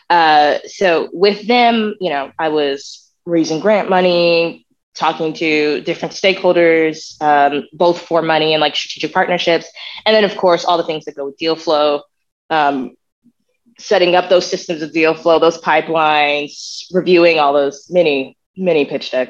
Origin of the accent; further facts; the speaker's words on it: the South, United States; I think growing up in the South taught me to see those things first.